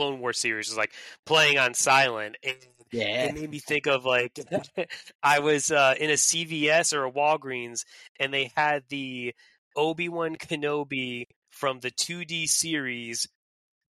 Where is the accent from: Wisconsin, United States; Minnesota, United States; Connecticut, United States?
Connecticut, United States; moved away as an adult; also born or lived in Vermont / Massachusetts / South Carolina; now in Pennsylvania, United States; I was born and raised in Connecticut